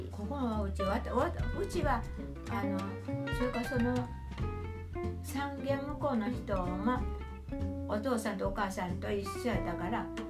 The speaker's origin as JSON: {"language": "Japanese", "region": "Okayama", "country": "Japan", "tie": "born or raised there", "also_born_or_lived": "Tottori", "moved": "as an adult", "said": "岡山から私の実家の兄と兄嫁さん"}